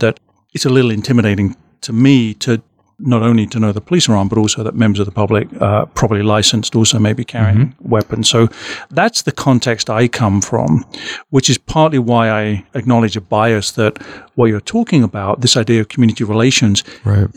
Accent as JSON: {"language": "English", "country": "United Kingdom", "moved": "yes", "lives_now": "Omaha, United States", "said": "my experience as a as a Brit"}